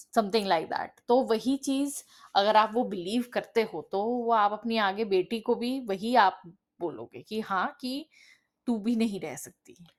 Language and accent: Hindi; Delhi, India; now in Canada; originally um, uh, हम दिल्ली से belong करते हैं करंटली uh, मैं अभी कनाडा में रहती हूँ